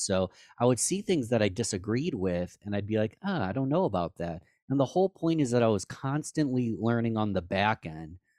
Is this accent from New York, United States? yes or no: yes; Rochester, New York, United States; our hometown of Rochester, New York